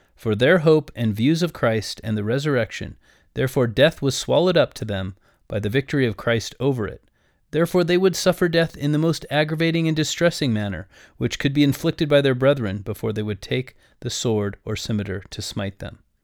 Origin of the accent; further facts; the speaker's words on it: United States; I am an American